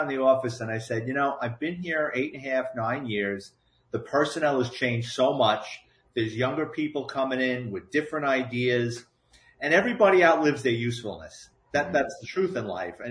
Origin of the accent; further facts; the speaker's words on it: New York City, New York, United States; I grew up in the Bronx